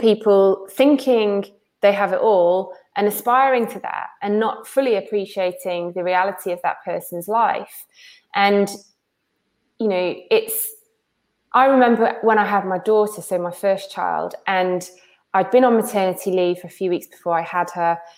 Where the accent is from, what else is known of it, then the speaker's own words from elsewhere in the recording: Wales, United Kingdom; I grew up in Wales